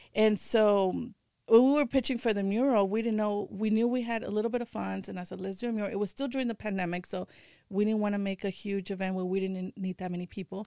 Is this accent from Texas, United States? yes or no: yes; Houston, Texas, United States; moved away as an adult; now in California, United States; I was born and raised in Houston, and I've been out here in California for seventeen years